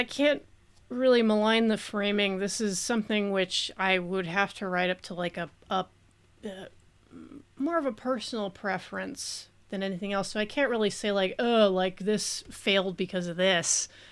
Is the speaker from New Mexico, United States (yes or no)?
yes; New Mexico, United States; my home state, New Mexico